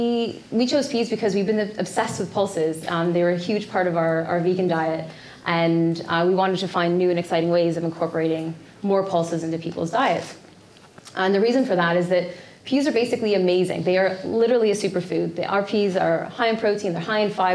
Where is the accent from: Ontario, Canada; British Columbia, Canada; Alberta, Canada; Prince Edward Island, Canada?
Ontario, Canada; Toronto; I grew up in Toronto